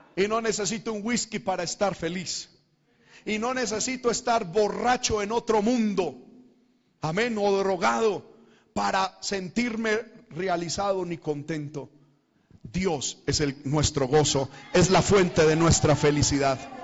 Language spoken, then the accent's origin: Spanish; Medellín, Antioquia, Colombia; moved away; mi tierra, a Medellín